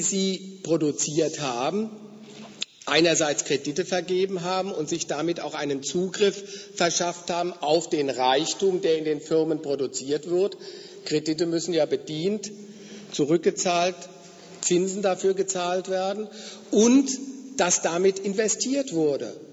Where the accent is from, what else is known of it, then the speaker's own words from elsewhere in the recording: Frankfurt am Main, Hesse, Germany; wo ich herkomme aus Frankfurt ist ja das Finanzzentrum in Deutschland